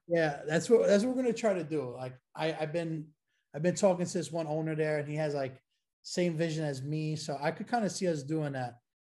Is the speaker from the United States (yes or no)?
yes; New York City, New York, United States; growing up in Brooklyn